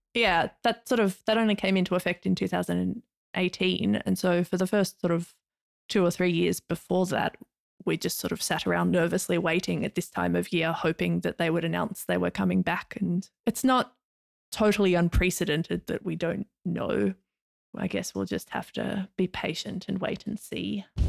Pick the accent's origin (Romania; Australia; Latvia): Australia; Hobart, Tasmania; accent: Australian; now in Finland; I am from Nipaluna, um, otherwise more commonly known in English as Hobart.